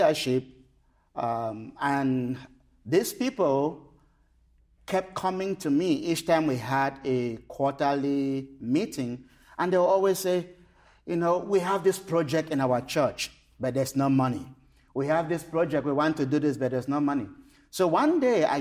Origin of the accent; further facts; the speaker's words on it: Cameroon; I was born and raised in Cameroon